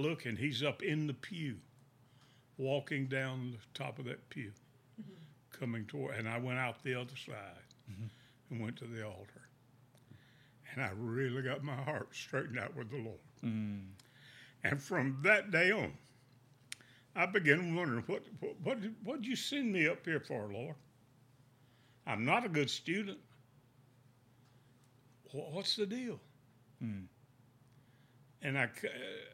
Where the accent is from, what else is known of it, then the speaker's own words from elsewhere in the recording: Winnsboro, South Carolina, United States; I'm originally from Winnsboro, South Carolina